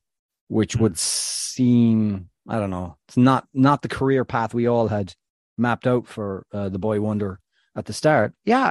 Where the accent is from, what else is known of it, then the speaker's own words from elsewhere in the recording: Tubbercurry, County Sligo, Ireland; No, he's at Como FC in Serie B with a local lad from where I come from Tobacurry.